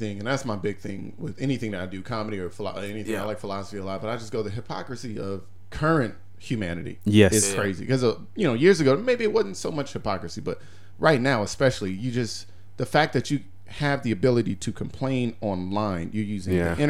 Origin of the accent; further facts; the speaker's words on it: United States; I'm American.